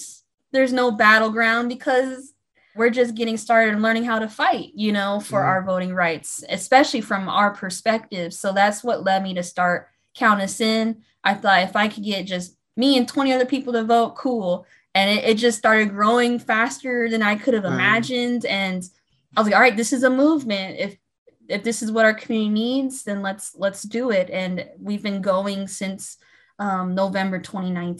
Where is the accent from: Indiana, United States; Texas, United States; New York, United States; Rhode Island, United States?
Indiana, United States; Fort Wayne; moved away as an adult; also born or lived in Atlanta, Georgia; I was born and raised in Fort Wayne, Indiana